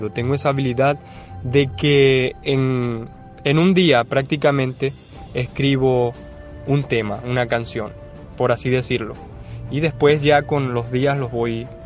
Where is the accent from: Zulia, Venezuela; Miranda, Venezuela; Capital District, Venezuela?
Zulia, Venezuela; Maracaibo; decidí ir a un estudio que está en Maracaibo, en mi tierra, Decidí ir a un estudio, se la mostré al productor y le encantó.